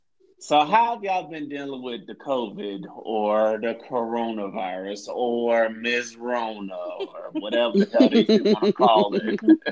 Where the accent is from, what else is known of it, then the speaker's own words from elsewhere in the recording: Florida, United States; Florida, my home state